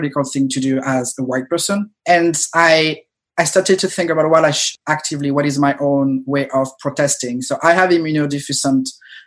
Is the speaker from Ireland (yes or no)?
no; France; moved away as an adult; I was an immigrant, I grew up in France, moved here 8-9 years ago